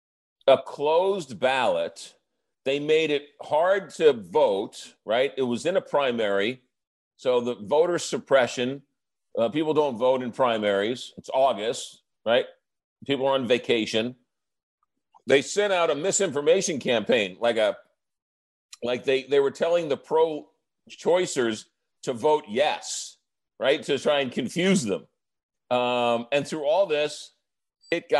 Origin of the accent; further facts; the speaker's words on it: Long Island, New York, United States; now in Missouri, United States; I grew up in Long Island.